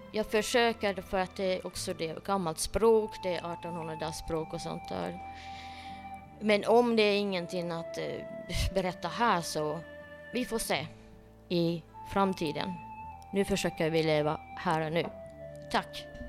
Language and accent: Swedish; Finland; jag är äkta finne.